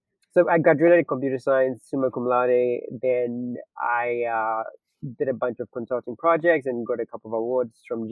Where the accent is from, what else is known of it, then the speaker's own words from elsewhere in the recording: Ghana; moved away; So I'm originally from Ghana. So I got into college at 17, and I got my first laptop when I got to college in Ghana.